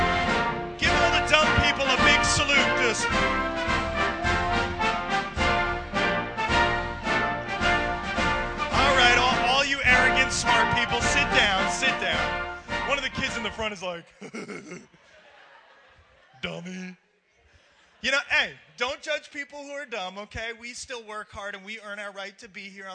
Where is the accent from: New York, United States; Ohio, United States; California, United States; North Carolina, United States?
New York, United States; I'm originally from New York.